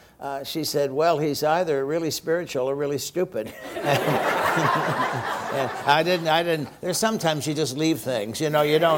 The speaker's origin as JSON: {"language": "English", "town": "Brampton", "region": "Ontario", "country": "Canada", "tie": "born or raised there", "moved": "yes", "said": "I was brought up in Brampton."}